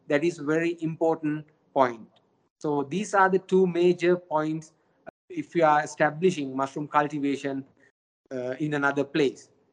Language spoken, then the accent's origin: English; Sri Lanka; now in China; my home country sri lanka